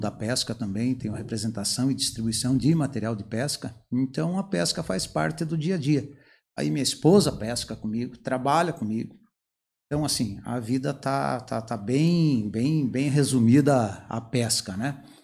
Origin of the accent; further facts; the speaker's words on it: Palmas, Paraná, Brazil; now in Curitiba, Brazil; interior do Paraná, aqui de Palmas, mas já estou na região aqui de Curitiba aqui há quase 50 anos. Então já sou curitibano.